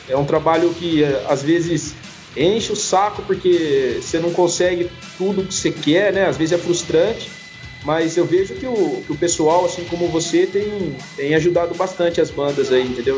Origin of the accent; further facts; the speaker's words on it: São Paulo, Brazil; Somos de São Paulo